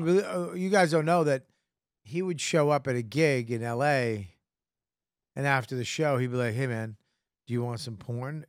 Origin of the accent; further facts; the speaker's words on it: United States; I'm American